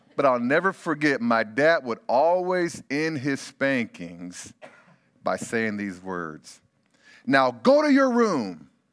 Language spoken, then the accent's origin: English; Bakersfield, California, United States; I grew up in Bakersfield, California